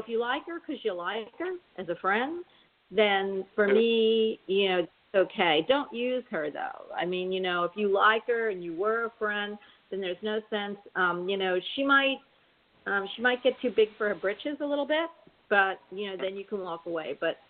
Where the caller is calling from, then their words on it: Florida, United States; I'm calling from Florida